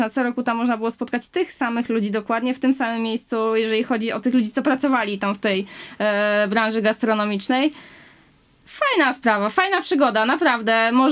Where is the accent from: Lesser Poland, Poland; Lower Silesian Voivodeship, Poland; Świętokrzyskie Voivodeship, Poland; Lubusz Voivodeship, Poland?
Lower Silesian Voivodeship, Poland; Wałbrzych; Z Wałbrzycha.